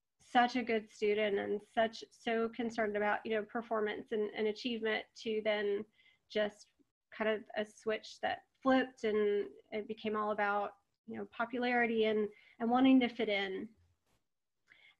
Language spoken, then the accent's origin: English; Texas, United States; I was raised in Texas